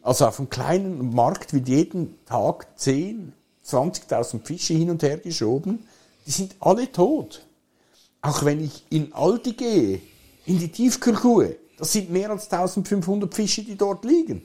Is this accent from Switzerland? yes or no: yes; Switzerland; bei uns in der Schweiz